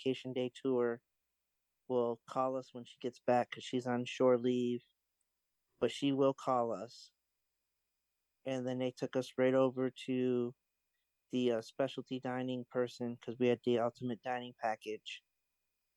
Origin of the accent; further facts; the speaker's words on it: Finger Lakes, Western New York, United States; I grew up in Western New York around the Finger Lakes